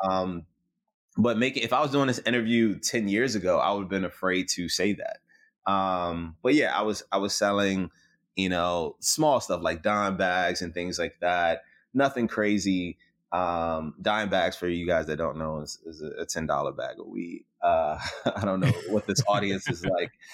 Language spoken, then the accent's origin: English; Richmond, Virginia, United States; growing up in South Side of Richmond